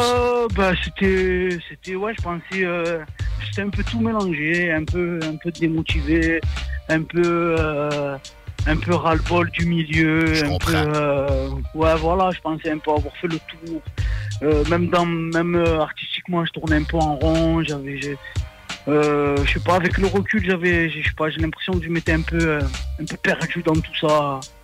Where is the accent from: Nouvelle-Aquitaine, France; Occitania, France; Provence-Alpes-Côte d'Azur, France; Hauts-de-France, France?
Provence-Alpes-Côte d'Azur, France; Marseille; je viens de Marseille